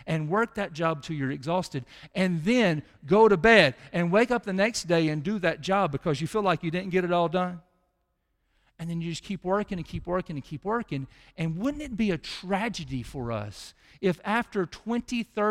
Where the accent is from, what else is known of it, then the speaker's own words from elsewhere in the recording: Mississippi, United States; we're from Mississippi